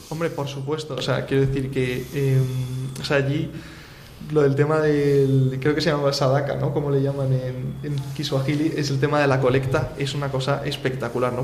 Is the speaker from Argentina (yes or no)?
no; Spain; yo soy español, me estoy preparando para ser sacerdote católico